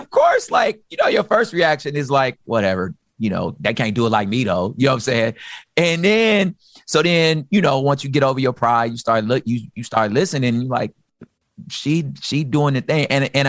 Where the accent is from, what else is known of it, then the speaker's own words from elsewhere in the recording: Los Angeles, California, United States; So I'm originally from South Central. Same thing, moved around a lot. I lived on the east side though